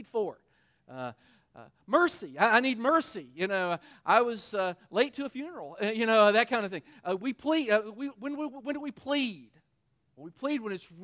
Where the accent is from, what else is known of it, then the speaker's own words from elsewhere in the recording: Kentucky, United States; We're from Kentucky